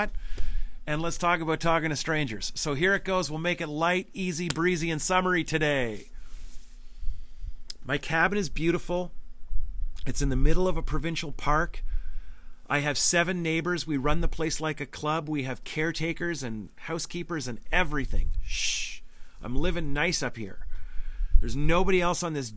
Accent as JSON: {"language": "English", "region": "Northern Ontario", "country": "Canada", "said": "I'm from Northern Ontario. Having a cottage is a big deal. It's a part of my soul"}